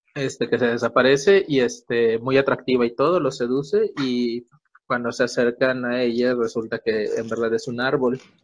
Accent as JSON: {"language": "Spanish", "region": "Yucatán", "country": "Mexico", "tie": "born or raised there", "said": "En Yucatán, de donde soy oriundo"}